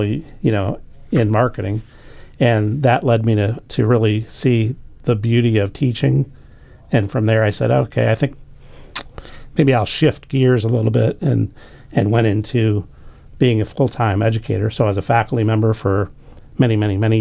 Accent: St. Louis, Missouri, United States; moved away as an adult; also born or lived in Dayton, Ohio / Northern Kentucky; now in Arlington, United States; I grew up in St. Louis

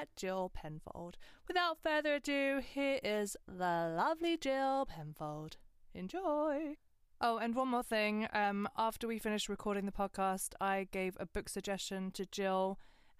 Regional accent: Westcliff-on-Sea, East of England, United Kingdom; also born or lived in Grays, Thurrock; I was born in Thurrock, in Grays. And then we moved to Westcliff when I was three. So I lived right next to Chalkwell Park.

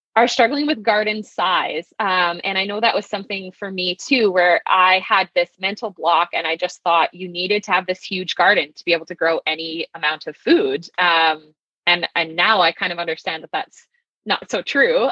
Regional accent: southeastern Saskatchewan, Canada; moved away as an adult; also born or lived in Kelowna, British Columbia; growing up in Saskatchewan in southern southeastern Saskatchewan

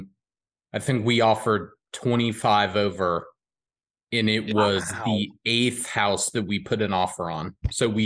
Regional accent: Marietta, Georgia, United States; also born or lived in Cartersville, Georgia; we are from Scarietta

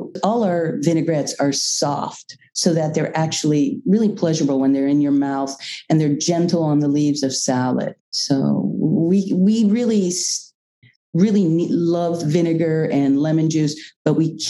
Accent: United States; as an American

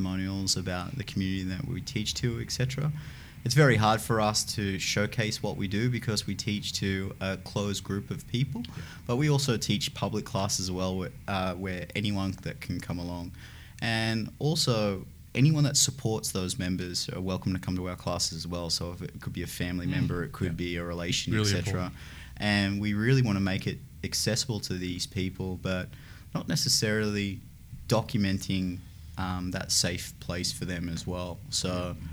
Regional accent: Newcastle upon Tyne, North East England, United Kingdom; moved away; my hometown of Newcastle

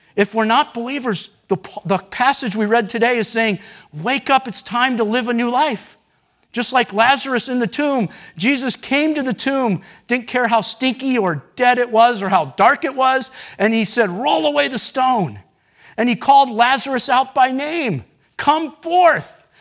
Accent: United States; as American Christians, me included

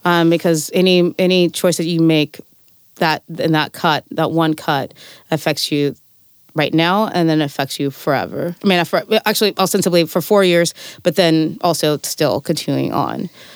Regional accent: Fresno, California, United States; now in Vermont, United States; I'm from the Central Valley, I'm from Fresno

